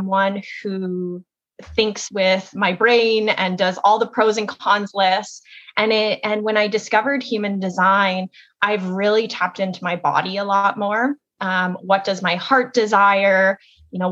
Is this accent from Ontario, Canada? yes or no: yes; Kitchener, Ontario, Canada; also born or lived in Toronto; I am from Kitchener, Ontario, and I was born and raised here